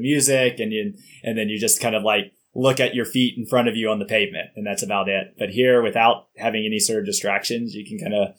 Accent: Texas, United States; now in Salt Lake City, United States; I'm from Texas originally, and then I kind of took a circuitous route and ultimately landed here about 10, 11 years ago

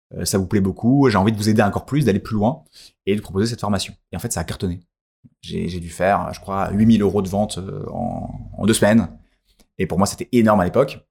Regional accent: France; on est français

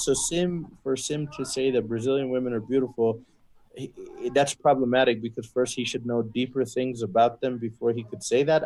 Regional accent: Texas, United States; I was born and raised in Texas, but originally my parents are from Kashmir.

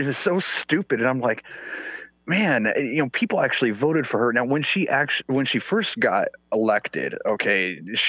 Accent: Sweden; first language Swedish; English is a second language; moved away; I'm pale. I'm from Sweden

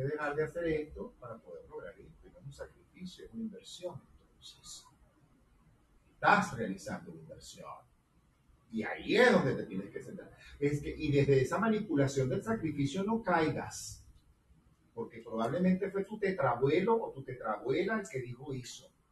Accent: Venezuela; soy venezolano

